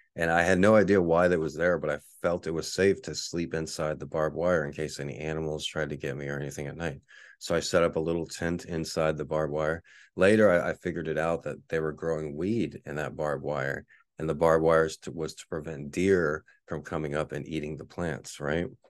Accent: Texas, United States; moved away as an adult; also born or lived in Austin, Texas; now in Honolulu, United States; Where I was born and raised in Texas

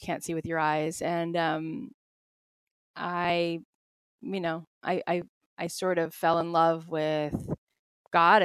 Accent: Florida, United States; moved away as an adult; also born or lived in Jerusalem; now in Los Angeles, United States; I grew up in Florida.

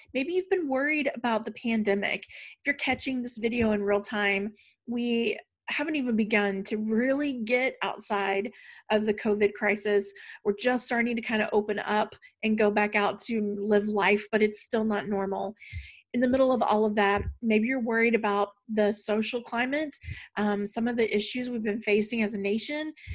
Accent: the South, United States; growing up in the South

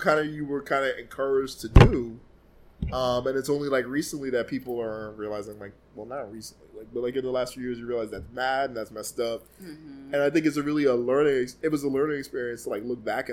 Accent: Jamaica; As a Jamaican

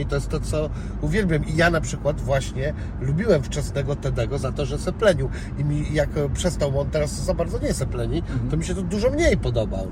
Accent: Szczecin, West Pomeranian Voivodeship, Poland; tu jest z mojego miasta, bo jestem ze Szczecina

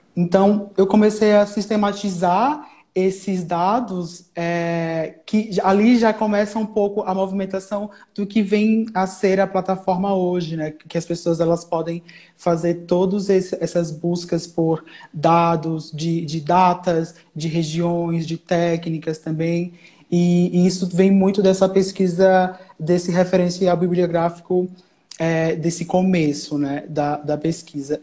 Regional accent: Alagoas, Brazil; moved away as an adult; now in São Paulo, Brazil; sou alagoano

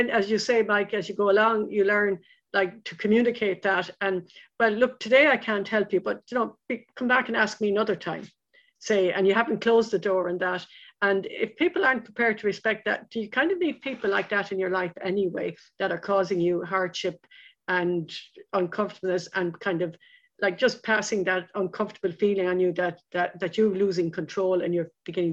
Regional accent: Lismore, Munster, Ireland; I grew up in Lismore in County Waterford

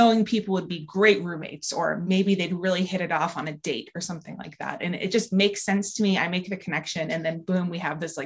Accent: East Coast, United States; now in San Francisco, United States; I live in San Francisco, but I'm originally from the East Coast.

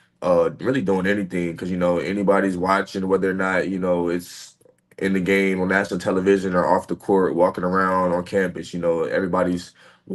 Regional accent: Cary, North Carolina, United States; moved away as an adult; also born or lived in Tempe, Arizona; my hometown

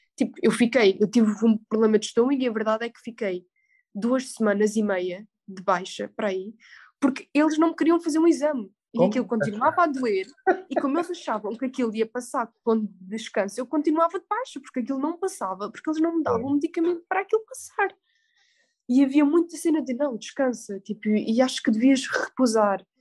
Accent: Algarve, Portugal; moved away as an adult; also born or lived in Salzburg, Austria; sou do Algarve

